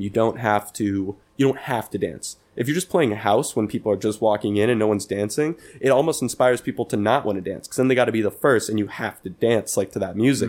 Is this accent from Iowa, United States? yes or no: no; Pleasanton, California, United States; moved away; my hometown of Pleasanton